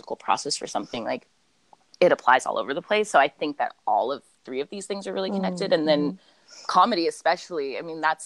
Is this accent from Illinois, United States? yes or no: no; Los Angeles, California, United States; I am from Los Angeles and currently live here.